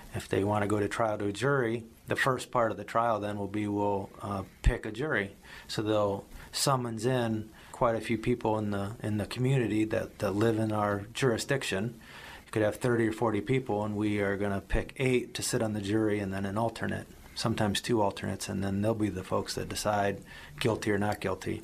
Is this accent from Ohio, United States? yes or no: yes; Medina County, Ohio, United States; also born or lived in Miami; I grew up in Medina County. I went to, to high school here in Medina County.